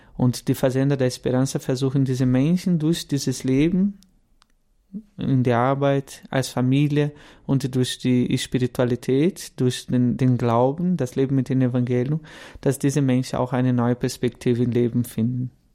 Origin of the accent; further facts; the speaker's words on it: Guaratinguetá, São Paulo, Brazil; German is a second language; moved away as an adult; now in Kaufbeuren, Germany; Ich bin Brasilianer, deswegen mein Deutsch vielleicht nicht so gut bin 32 Jahre alt, komme aus, ähm, aus Guaratinguetá, São Paulo und lebe seit zehn Jahren in Deutschland